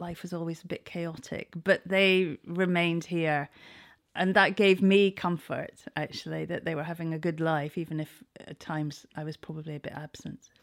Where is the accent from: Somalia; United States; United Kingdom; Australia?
United Kingdom; Scotland; moved away as an adult; now in Cowes, United Kingdom; I am Scottish.